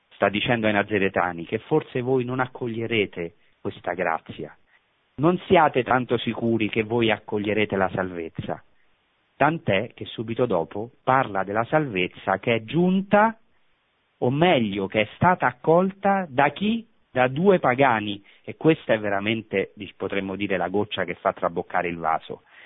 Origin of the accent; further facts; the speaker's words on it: Rome, Lazio, Italy; moved away as an adult; now in Holy Land; io che sono di Roma, sono nato a pochi chilometri dal Vaticano